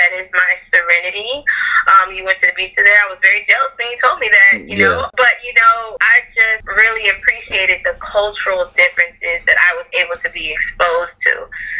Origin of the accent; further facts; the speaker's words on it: Fort Lauderdale, Florida, United States; also born or lived in Dallas, Texas; So, yeah, so we moved when I was like 2. So I've basically been raised in Fort Lauderdale for my whole life. But, you know, I go back to Dallas maybe 2 to 3 times a year, actually.